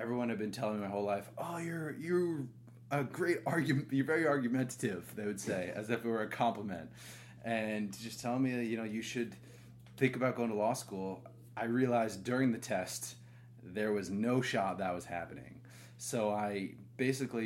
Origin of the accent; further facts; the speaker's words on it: Rhode Island, United States; moved away as an adult; also born or lived in San Francisco; now in Austin, United States; I grew up in Rhode Island